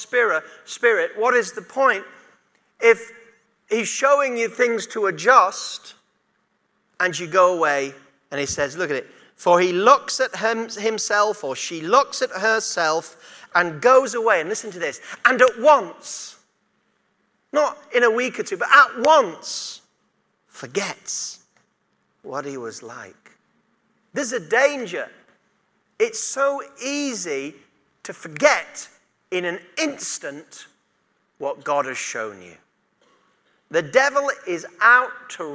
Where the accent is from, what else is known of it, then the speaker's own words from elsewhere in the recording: United Kingdom; being British